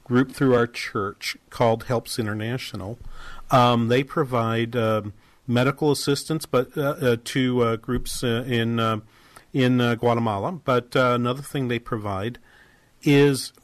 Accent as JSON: {"language": "English", "town": "Boston", "region": "Massachusetts", "country": "United States", "tie": "born or raised there", "said": "I grew up in New England"}